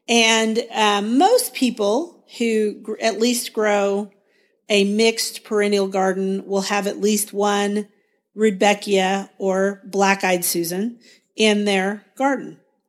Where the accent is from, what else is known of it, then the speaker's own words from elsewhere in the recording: Guthrie, Oklahoma, United States; from Guthrie, Oklahoma.